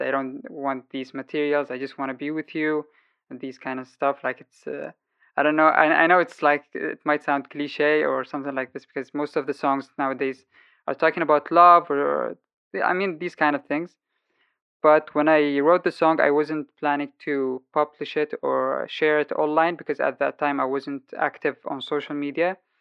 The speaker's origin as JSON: {"language": "English", "town": "Sana'a", "region": "Amanat Al Asimah", "country": "Yemen", "tie": "born or raised there", "moved": "as an adult", "lives_now": "Germany", "said": "lived my whole life in Yemen, Sana'a, the capital city. And uh, five years ago, I left the country after the war outbreak"}